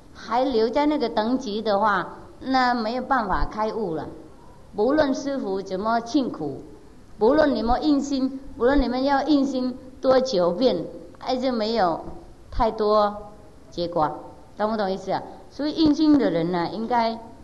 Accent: Vietnam; 我不会感觉到我是越南人

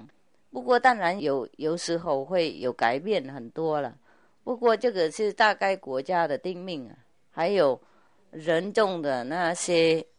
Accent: China; 对，我们中国人比较懂这些事情，因为我们从小就从以前都。渗入那个圣贤的一些教理嘛，啊，所以不是中国人软弱

